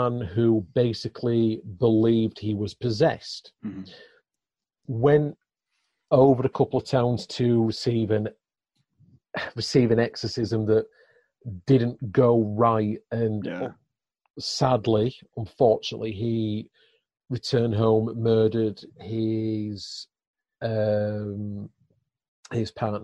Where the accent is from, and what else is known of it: Ossett, Yorkshire and the Humber, United Kingdom; born or raised there